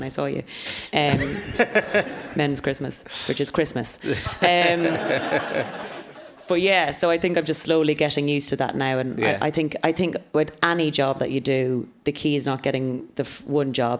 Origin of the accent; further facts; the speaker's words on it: Ireland; now in London, United Kingdom; being an Irish woman in London.